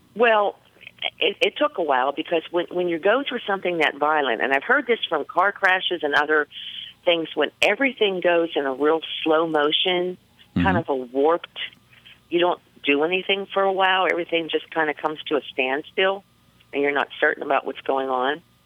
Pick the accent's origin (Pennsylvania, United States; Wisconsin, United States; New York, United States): Pennsylvania, United States; Pittsburgh; I'm from Pittsburgh, Pennsylvania